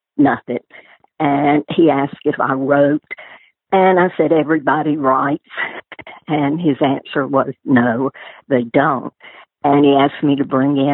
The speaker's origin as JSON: {"language": "English", "town": "Florence", "region": "Alabama", "country": "United States"}